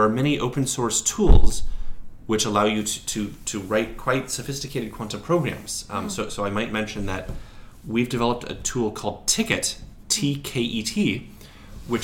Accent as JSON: {"language": "English", "town": "Portland", "region": "Oregon", "country": "United States", "tie": "born or raised there", "said": "when I was in Portland, Oregon, my hometown"}